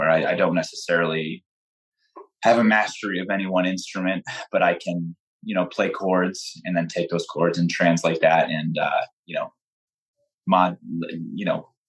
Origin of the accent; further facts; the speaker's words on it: Wilkes-Barre, Pennsylvania, United States; now in Noxen, United States; I was born and raised in Wilkes Barre